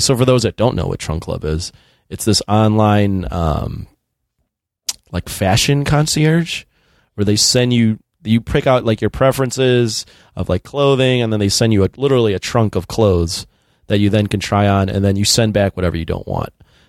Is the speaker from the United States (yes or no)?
yes; Niles, Illinois, United States; so I grew up in Niles, Illinois.